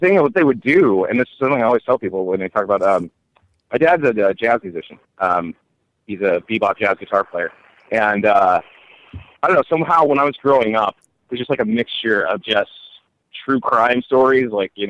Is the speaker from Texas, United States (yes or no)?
no; Simi Valley, California, United States; I grew up in Simi Valley, California